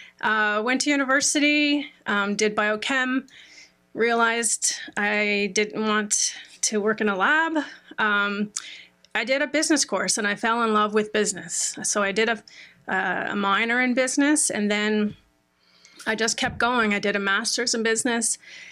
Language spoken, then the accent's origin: English; St. John's, Newfoundland and Labrador, Canada; I'm from St. John's. I'm one of six kids. So I'm the youngest. Well, I'm a twin, so I'm number five. I grew up very sporty.